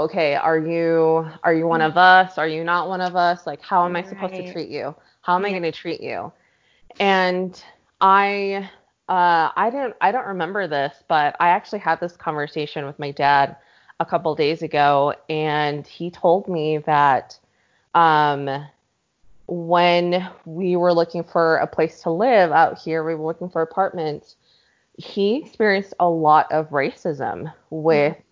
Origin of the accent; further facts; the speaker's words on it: Pleasant Grove, Utah, United States; also born or lived in Los Angeles, California; we moved to Pleasant Grove, I mean, we were one of the very, very few